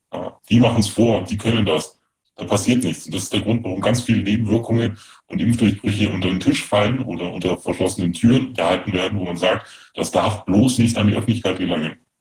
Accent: Germany; als Deutscher

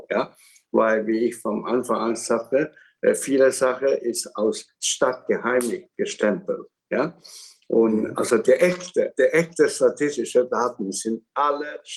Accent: Hong Kong; born there; German is a second language; Und in Hongkong, wo ich geboren bin, sind auch Chinesen.

